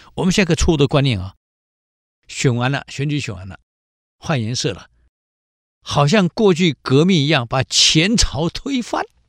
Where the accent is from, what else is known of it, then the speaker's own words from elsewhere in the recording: Taiwan; 我们淡水河